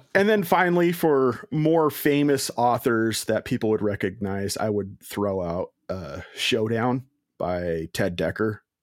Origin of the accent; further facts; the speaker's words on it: Washington, United States; I'm from Washington State